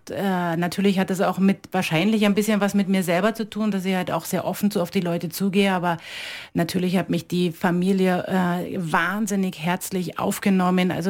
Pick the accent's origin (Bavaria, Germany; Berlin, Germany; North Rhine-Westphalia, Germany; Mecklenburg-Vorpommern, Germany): Berlin, Germany; now in Johnsbach, Austria; Ich bin äh, gebürtig in Berlin geboren, genau, und dort auch aufgewachsen und ähm, ja, und {S255} habe {S0} dort meine ganze Jugend verbracht sozusagen.